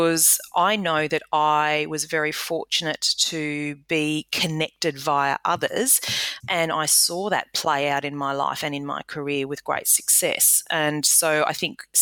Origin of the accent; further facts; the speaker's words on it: Australia; moved away as an adult; also born or lived in United Kingdom; as an Australian landing in the UK and doing business there, and then conversely, being an Australian returning